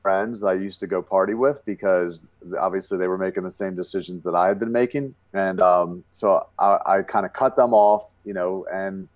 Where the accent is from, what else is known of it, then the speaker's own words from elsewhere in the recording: Baltimore, Maryland, United States; I was once the biggest nightclub promoter and male stripper in my hometown of Baltimore, Maryland